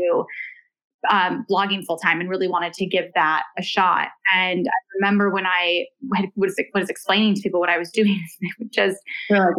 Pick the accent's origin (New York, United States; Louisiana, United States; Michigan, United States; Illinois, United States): Michigan, United States; moved away as an adult; also born or lived in California; now in Los Angeles, United States; I did all of, you know, my schooling in Michigan, and I was raised in Michigan with my mom and my siblings